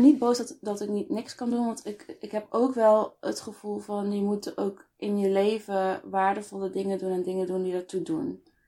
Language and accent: Dutch; Best, North Brabant, Netherlands; also born or lived in Eindhoven; ik ben opgegroeid in Nederland. hier geboren in, in Best, woon in Eindhoven nu al een aantal jaar.